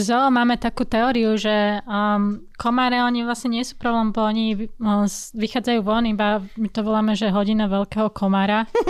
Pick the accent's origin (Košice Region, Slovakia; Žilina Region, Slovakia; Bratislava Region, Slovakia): Bratislava Region, Slovakia; Bratislava; Narodila som sa na Kramároch, čiže v Bratislave. Vyrasla som v Rači, v Bratislave.